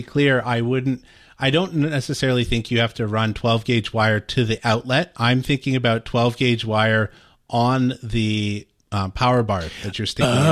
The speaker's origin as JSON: {"language": "English", "country": "Canada", "said": "I'm Canadian"}